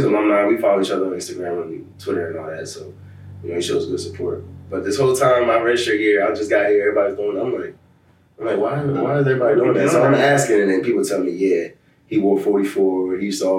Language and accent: English; United States; moved away as an adult; now in Providence, United States; Yeah, it's my hometown team.